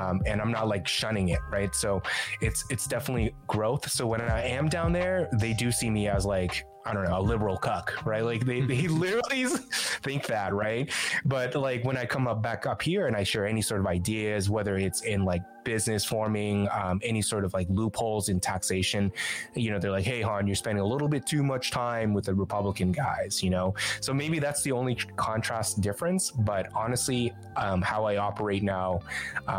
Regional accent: Southern California, United States; now in San Francisco Bay Area, United States; I'm originally from SoCal

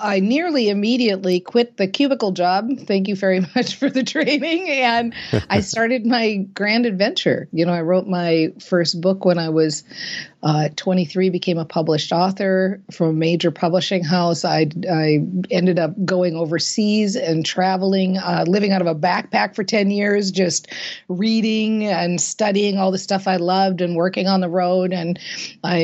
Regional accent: Minnesota, United States; I was raised in Minnesota and, you know, we are a hardy people here in Minnesota

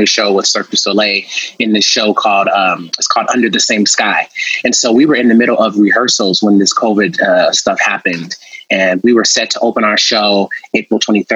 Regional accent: Los Angeles, California, United States; I'm from Los Angeles

